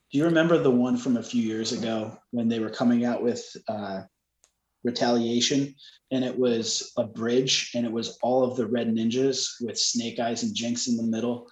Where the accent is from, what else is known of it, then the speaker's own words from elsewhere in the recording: New York, United States; growing up in New York